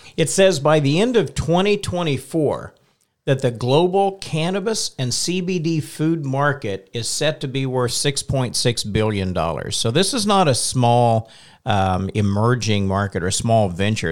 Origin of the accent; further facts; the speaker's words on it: Carmen, Oklahoma, United States; I'm actually from Western Oklahoma a little bitty town south of Alva, Oklahoma, called Carmen.